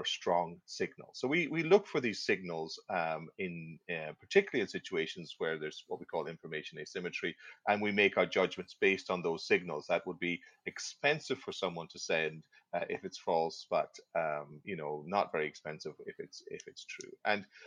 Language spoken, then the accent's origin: English; Ireland; moved away as an adult; also born or lived in Aberdeen, Scotland; now in Halifax, Canada; I'm originally actually from Ireland, but I studied in Aberdeen in Scotland